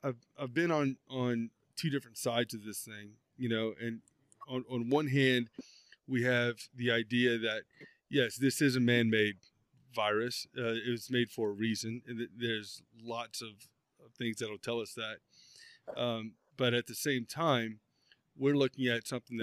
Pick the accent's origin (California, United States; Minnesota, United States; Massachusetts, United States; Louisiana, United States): Louisiana, United States; South; now in Montana, United States; growing up in South Louisiana and growing up hunting and fishing